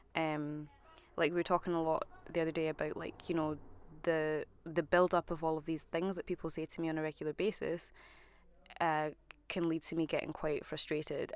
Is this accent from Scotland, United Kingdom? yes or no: yes; Scotland, United Kingdom; as a Scottish black woman